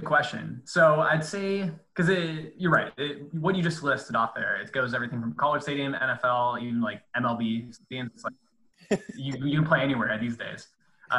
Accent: Cleveland, Ohio, United States; now in New York City, United States; in my time growing up in Cleveland

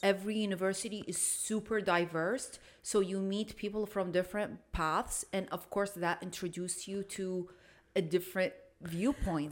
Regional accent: Iraq; now in United States; I'm an Arab. I'm from Iraq

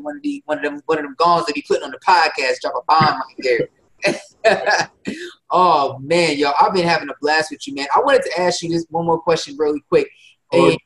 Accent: New Jersey, United States; I'm from Jersey.

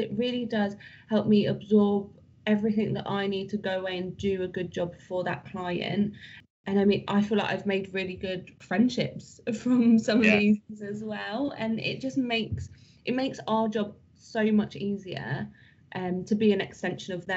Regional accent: United Kingdom; we're British.

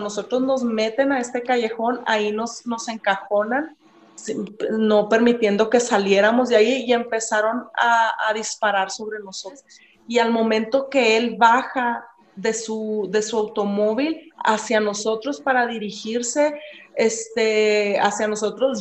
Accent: Ciudad Juárez, Chihuahua, Mexico; moved away as an adult; now in El Paso, United States; soy de Ciudad Juárez, ahí nací, ahí crecí hasta que ya me casé y tuve mis hijos, fue que me vine a vivir para El Paso, Texas

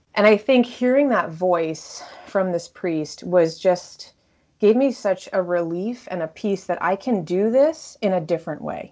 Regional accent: Connecticut, United States; also born or lived in Texas / New York; now in Washington, D.C., United States; I grew up in Connecticut, really close to New York

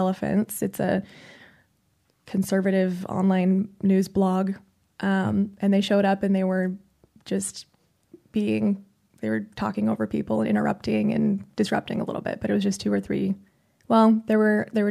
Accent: Arizona, United States; moved away as an adult; now in California, United States; we grew up in Arizona and there aren't a whole lot of Jewish people.

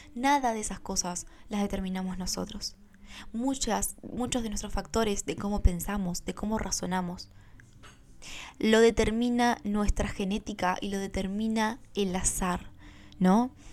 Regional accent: Argentina; yo nací en Argentina

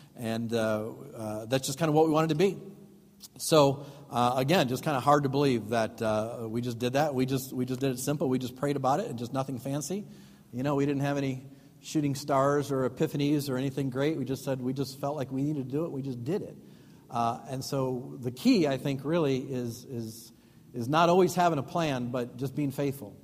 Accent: Chicago, Illinois, United States; moved away as an adult; now in Waukesha, United States; we're from Chicago

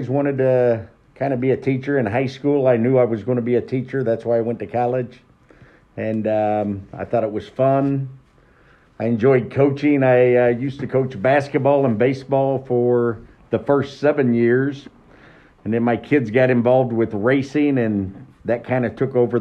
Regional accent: Franklin, Indiana, United States; I'm from Franklin, south of Greenwood in Johnson County, not Franklin Central, Franklin Community. So I went to high school there, and then I decided to stay and be a hometownie

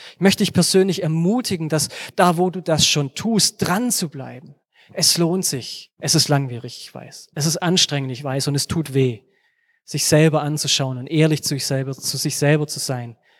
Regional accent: Germany; wir als Deutsche

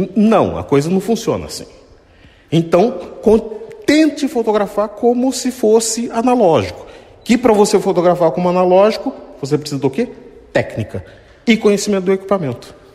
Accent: Tatuí, São Paulo, Brazil; Sou aqui mesmo de Tatuí

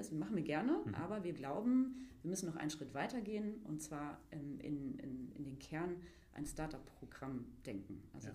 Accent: Mülheim an der Ruhr, North Rhine-Westphalia, Germany; moved away as an adult; also born or lived in Gütersloh; now in Berlin, Germany; ich äh, stamme gebürtig aus Mülheim an der Ruhr

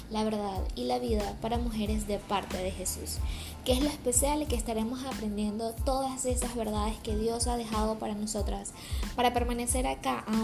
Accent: Venezuela; now in Panama; Soy una joven venezolana, bioanalista y extranjera residenciada en Panamá pero por sobre todo soy hija de Dios.

